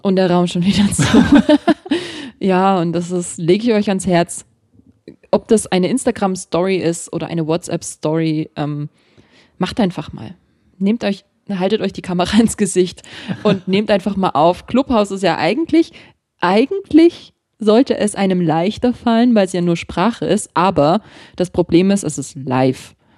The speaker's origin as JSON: {"language": "German", "country": "Germany", "said": "dass ich aus Deutschland bin"}